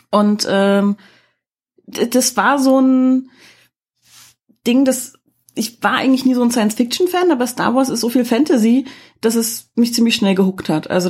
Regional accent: East Germany, Germany; Und nun komme ich ja aus dem Teil Deutschlands, der früher mal die DDR gewesen ist und wir hatten ja nicht so viel, nichts quasi.

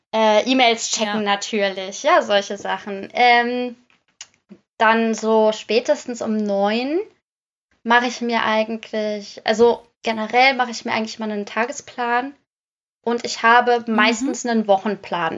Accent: Netherlands; moved away; weil ich gebürtig aus den Niederlanden komme

